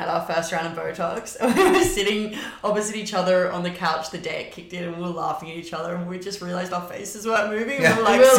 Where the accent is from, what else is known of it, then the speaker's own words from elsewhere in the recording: Australia; given we are from Australia